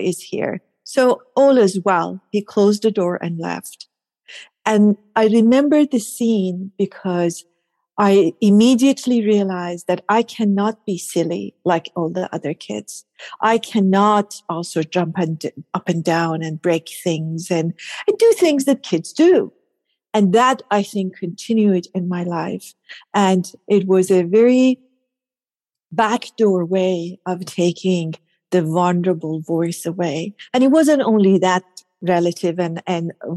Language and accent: English; Tehran, Tehran Province, Iran; I was born and raised in Iran, in Tehran, Iran. So I'm Persian